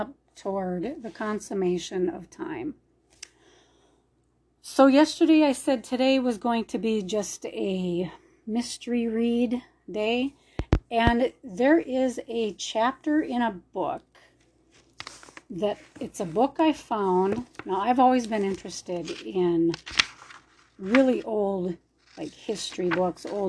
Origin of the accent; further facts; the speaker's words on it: Minnesota, United States; moved away; I'm from Minnesota originally